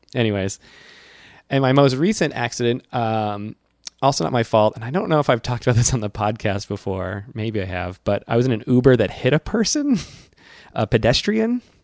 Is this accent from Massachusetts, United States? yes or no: yes; central Massachusetts, United States; I'm from central Massachusetts